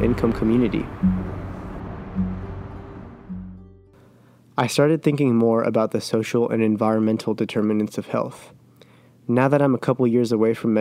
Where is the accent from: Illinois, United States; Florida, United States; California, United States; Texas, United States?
Texas, United States; Grand Prairie; My hometown, Grand Prairie, Texas, sits right in the middle of the Dallas-Fort Worth metroplex